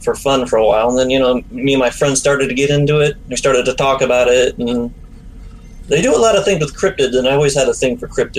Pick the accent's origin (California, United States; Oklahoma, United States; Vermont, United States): California, United States; Redlands; I grew up in Redlands